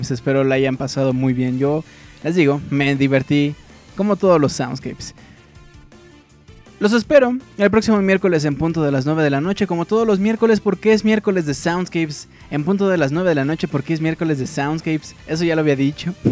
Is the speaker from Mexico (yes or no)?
yes; northern Mexico, Mexico; accent: norteño; porque estoy hablando como norteño otra vez, ¿se acuerdan? Es que tengo el acento bien así, bien feo.